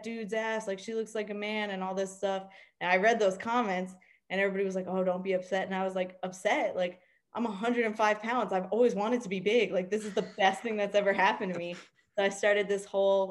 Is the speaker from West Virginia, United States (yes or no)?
no; Miami, Florida, United States; I grew up in Miami.